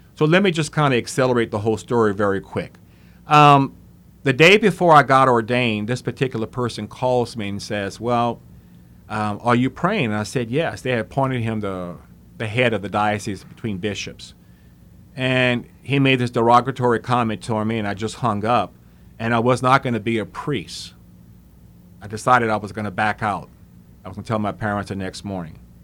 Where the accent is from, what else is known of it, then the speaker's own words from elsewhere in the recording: Opelousas, Louisiana, United States; I was born in Opelousas, and, uh, came from a very good family